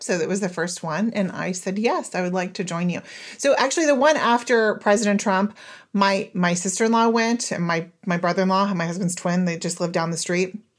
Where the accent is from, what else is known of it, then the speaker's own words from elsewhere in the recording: Oklahoma, United States; moved away as an adult; also born or lived in Israel; I was born and raised in Oklahoma. I lived there, um, all through my formative years until I was twenty-four.